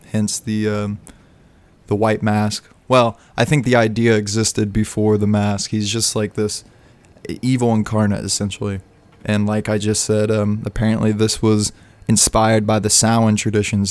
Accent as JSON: {"language": "English", "region": "Midwest", "country": "United States", "tie": "born or raised there", "said": "I grew up and live in the Midwest"}